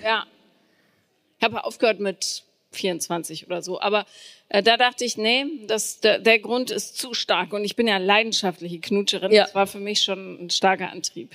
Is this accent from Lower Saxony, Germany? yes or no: no; Bonn, North Rhine-Westphalia, Germany; ich bin in Bonn aufgewachsen